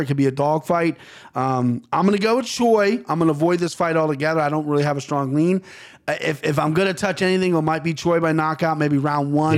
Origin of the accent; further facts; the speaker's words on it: United States; I'm American.